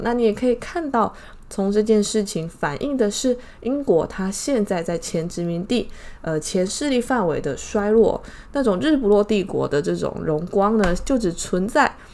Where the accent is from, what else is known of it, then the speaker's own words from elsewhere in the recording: Taiwan; 我们台湾这边的新闻啊